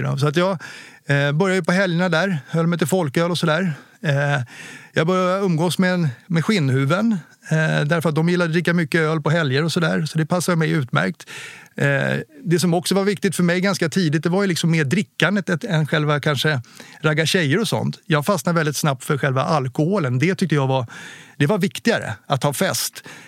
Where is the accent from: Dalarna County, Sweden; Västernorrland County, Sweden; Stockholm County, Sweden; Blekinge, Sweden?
Stockholm County, Sweden; Åkersberga; Jag är uppväxt i Åkersberga